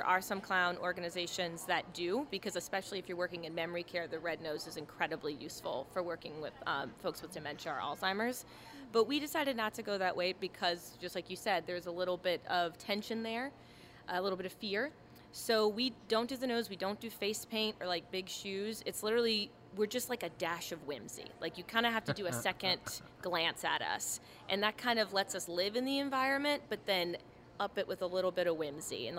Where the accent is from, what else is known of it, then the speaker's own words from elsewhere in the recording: Chalmette, Louisiana, United States; it's home for me. I'm from Chalmette